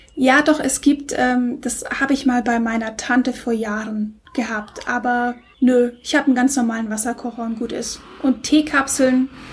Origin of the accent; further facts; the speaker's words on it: Stuttgart, Baden-Württemberg, Germany; ich komme aus Stuttgart, da bin ich aufgewachsen